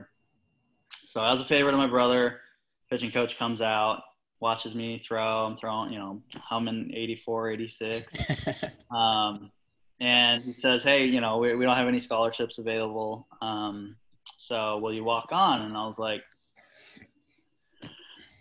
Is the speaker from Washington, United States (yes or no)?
yes; Washington, United States; moved away as an adult; also born or lived in Arizona; I grew up in Washington State, actually, born and raised